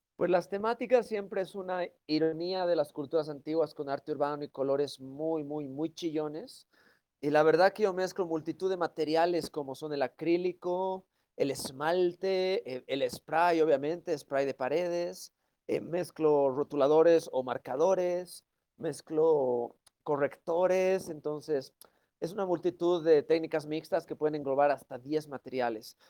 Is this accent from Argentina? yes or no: no; Bolivia; moved away as an adult; now in Europe; yo soy originalmente de Bolivia, de los Andes